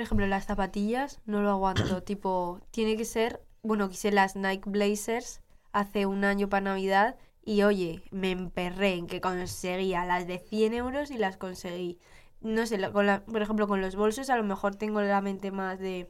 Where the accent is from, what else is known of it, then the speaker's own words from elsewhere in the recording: Utebo, Aragon, Spain; de mi barrio, de Utebo, de mi pueblo